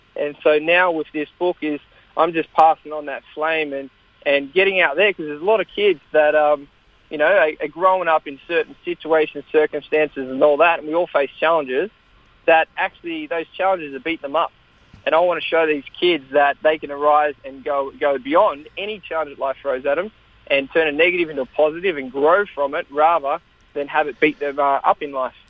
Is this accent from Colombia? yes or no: no; Australia; we grew up in Australia